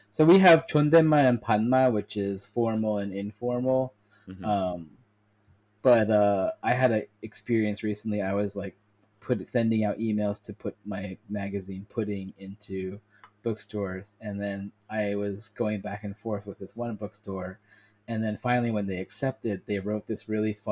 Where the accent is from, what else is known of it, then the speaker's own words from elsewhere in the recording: South Korea; as a Korean American, I grew up in Korea and like know both cultures